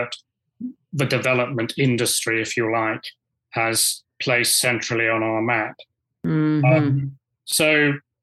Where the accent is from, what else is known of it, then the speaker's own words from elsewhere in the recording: United Kingdom; as a Brit